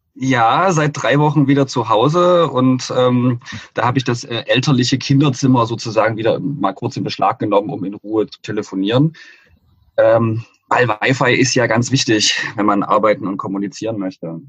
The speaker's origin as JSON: {"language": "German", "town": "Dresden", "region": "Saxony", "country": "Germany", "tie": "born or raised there", "said": "Also ich bin äh, Dresdner, seit ich so denken kann und ähm, mit der Heimat ganz gut verwurzelt."}